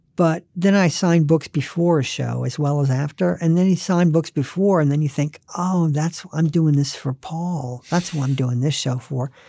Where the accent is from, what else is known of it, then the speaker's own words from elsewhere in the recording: the South, United States; I'm not Southern. I grew up in the South, but I d, I wasn't born there